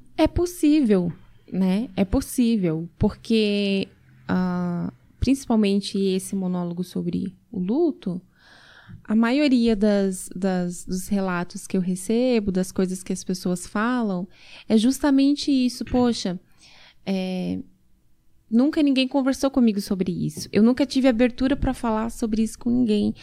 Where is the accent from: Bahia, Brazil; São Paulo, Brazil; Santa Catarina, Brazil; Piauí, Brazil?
Santa Catarina, Brazil; Blumenau; Isso em Santa Catarina, sou natural de Blumenau